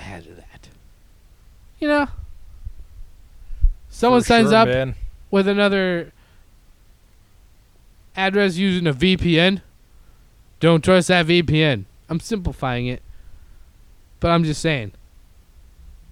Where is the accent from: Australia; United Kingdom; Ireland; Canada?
Canada; now in United States; I'm not American, okay? I'm Canadian